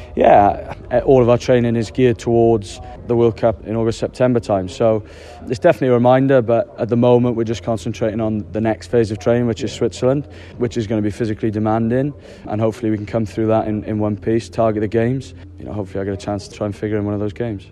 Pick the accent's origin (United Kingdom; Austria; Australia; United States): United Kingdom; Wales